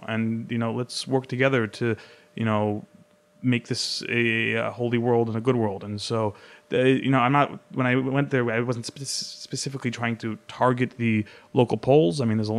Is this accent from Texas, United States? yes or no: no; Hollywood, California, United States; Niet, Yais Galiwood, you know, I'm from Hollywood.